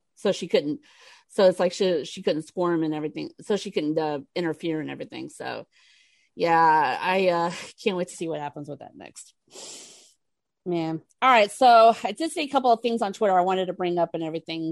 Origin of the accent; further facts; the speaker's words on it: Houston, Texas, United States; in Texas, in Houston, my hometown